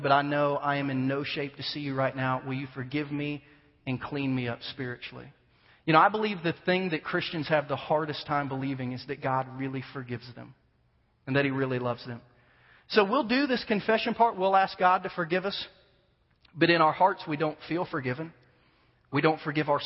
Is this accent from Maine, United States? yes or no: no; Ohio, United States; moved away; I'm from Ohio, born and raised in Ohio, huge Buckeye fan